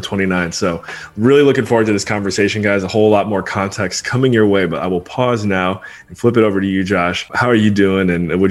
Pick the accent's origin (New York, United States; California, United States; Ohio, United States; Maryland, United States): Maryland, United States; Rockville; also born or lived in Washington, D.C.; Born and raised in Rockville, Maryland. That's the DMV for all of my Washington, D.C. relatives out there.